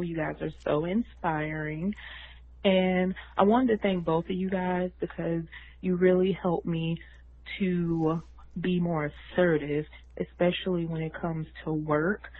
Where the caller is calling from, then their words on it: Atlanta, Georgia, United States; I'm calling from Atlanta